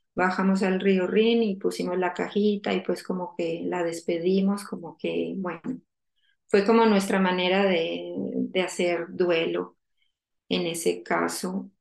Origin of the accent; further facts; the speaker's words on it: Colombia; moved away as an adult; now in The Hague, Netherlands; yo soy colombiana, eh, ahora mismo vivo en La Haya. Eh, bueno, me vine de Colombia hace 14 años a estudiar